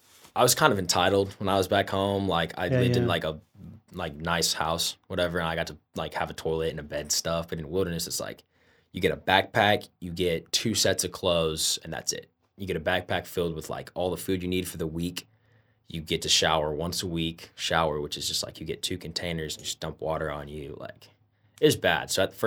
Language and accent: English; Indianapolis, Indiana, United States; Indianapolis, Indiana.